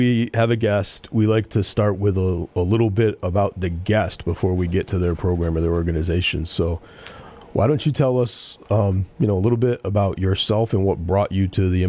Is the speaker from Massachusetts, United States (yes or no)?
yes; Pittsfield, Massachusetts, United States; born or raised there